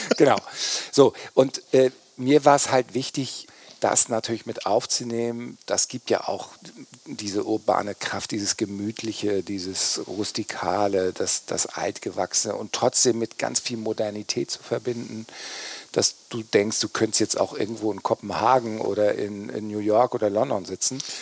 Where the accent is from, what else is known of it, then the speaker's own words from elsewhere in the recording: Kiel, Schleswig-Holstein, Germany; ich bin tatsächlich in Kiel geboren meine Eltern äh, kommen aus Flensburg